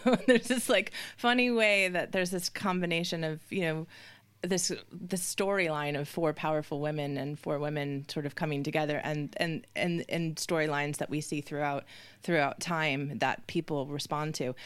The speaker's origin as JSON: {"language": "English", "country": "United States", "said": "being an American"}